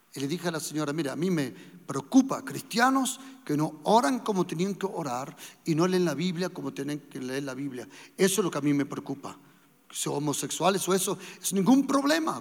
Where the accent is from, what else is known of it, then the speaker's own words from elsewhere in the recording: Germany; moved away; also born or lived in Andalusia, Spain; a la edad de 18 meses nos fuimos para Alemania y nosotros nos crecimos en Alemania